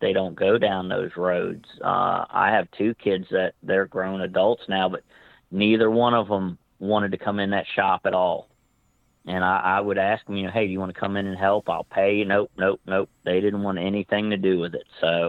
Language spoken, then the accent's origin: English; Northern Virginia, United States; growing up in Northern Virginia area